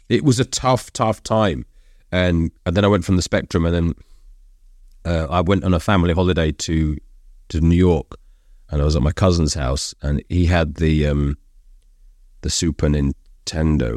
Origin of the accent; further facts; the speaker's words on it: London, United Kingdom; I'm Brit, I was born in London.